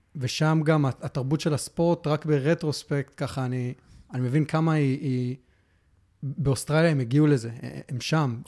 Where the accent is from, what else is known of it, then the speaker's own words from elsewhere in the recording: Hefer Valley, Central District, Israel; moved away; also born or lived in Melbourne, Australia; נולדתי בארץ, uh, uh, חיינו בעמק חפר uh, רוב, ה, רוב השנים, עד שעברנו לאוסטרליה. אה, גרנו במלבורן